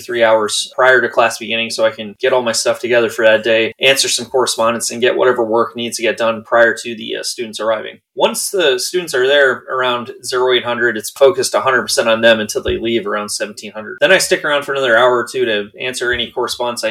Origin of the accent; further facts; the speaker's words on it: Zimmerman, Minnesota, United States; I'm from Zimmerman, Minnesota, a small town just north of the Twin Cities